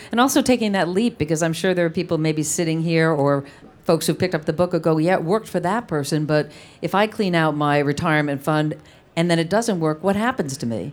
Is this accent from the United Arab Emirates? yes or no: no; East Providence, Rhode Island, United States; I grew up in East Providence, Rhode Island